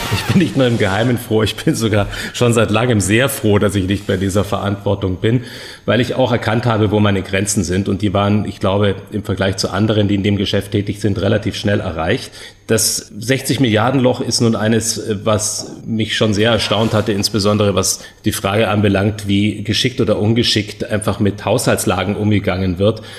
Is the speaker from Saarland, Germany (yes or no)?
yes; St. Ingbert, Saarland, Germany; in kleinem St. Ingbert, wo ich herkomme, im Saarland